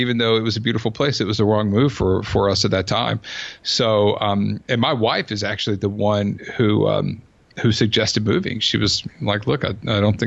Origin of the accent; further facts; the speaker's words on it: Georgia, United States; also born or lived in Southern California / Sarasota, Florida; now in Silicon Valley, United States; I'm from Georgia